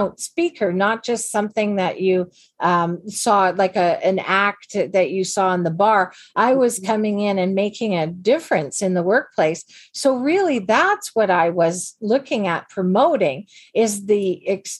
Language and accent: English; Canada; we're all Canadian women